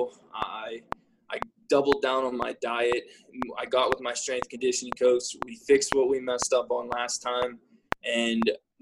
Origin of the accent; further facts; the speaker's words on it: Pittsburgh, Pennsylvania, United States; I'm from Pittsburgh